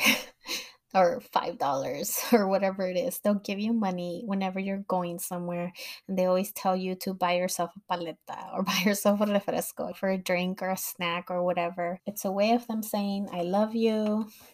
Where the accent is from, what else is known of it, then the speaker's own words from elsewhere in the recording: Los Angeles, California, United States; I grew up in Los Angeles